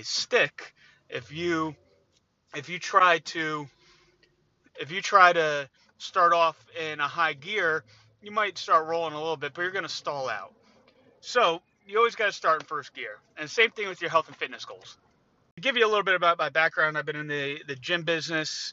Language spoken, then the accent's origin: English; New Jersey, United States; I'm from New Jersey